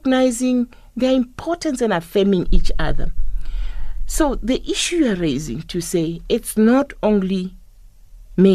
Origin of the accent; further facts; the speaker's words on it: South Africa; when I grew up, looking at those women in the rural areas, and where I come from, I come from the Sipedi type